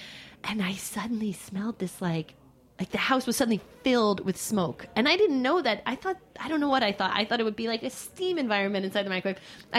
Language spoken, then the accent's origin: English; New York, United States; And I'm like, nope, born, bred New Yorker.